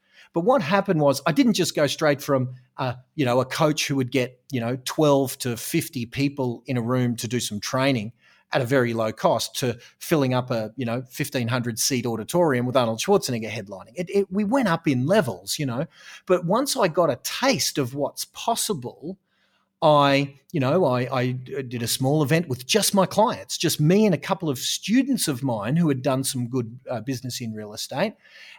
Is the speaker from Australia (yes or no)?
yes; Australia; it's beautiful, hot down here in Australia. And so I suppose I'm an Australian real estate coach